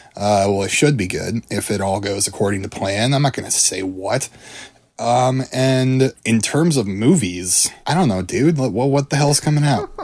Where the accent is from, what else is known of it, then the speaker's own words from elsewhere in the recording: Iowa, United States; the famous Iowa boy. I'm from Iowa